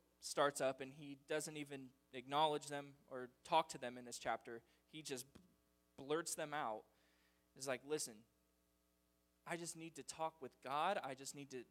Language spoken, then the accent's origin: English; United States; as an American people